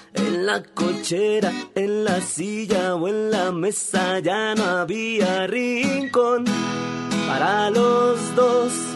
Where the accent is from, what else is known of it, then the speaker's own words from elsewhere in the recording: State of Mexico, Mexico; Yo eh, era del Estado de México